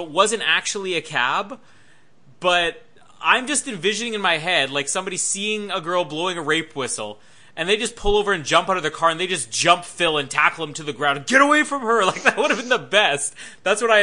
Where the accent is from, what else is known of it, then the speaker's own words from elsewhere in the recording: Winnipeg, Manitoba, Canada; moved away; The Amazing Race Canada came to my hometown, Winnipeg